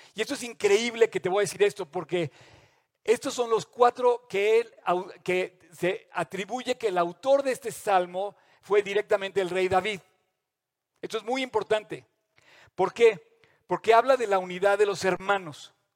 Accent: Mexico; todos como mexicanos

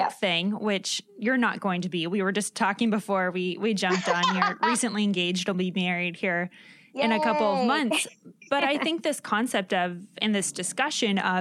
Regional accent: California, United States; Los Angeles, California, my home state

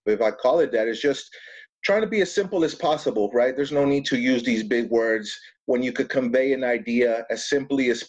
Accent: El Paso, Texas, United States; moved away as an adult; now in Dallas, United States; I'm from El Paso. We moved to Dallas so I could attend graduate school out here.

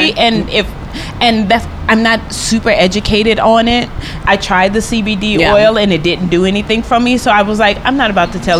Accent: New Orleans, Louisiana, United States; moved away as an adult; now in Atlanta, United States; I was born and raised in New Orleans.

